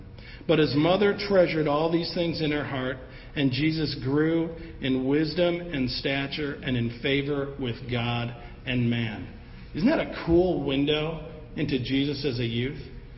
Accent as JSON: {"language": "English", "town": "Evanston", "region": "Illinois", "country": "United States", "tie": "born or raised there", "said": "growing up in Evanston, a suburb of Chicago."}